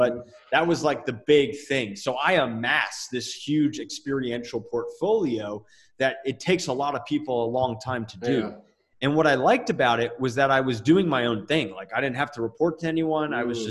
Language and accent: English; Lakewood, New Jersey, United States; moved away as an adult; now in New Mexico, United States; Lakewood, New Jersey.